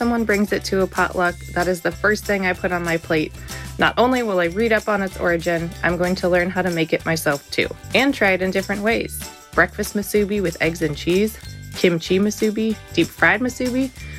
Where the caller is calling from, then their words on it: Oakland, California, United States; calling from Oakland, California.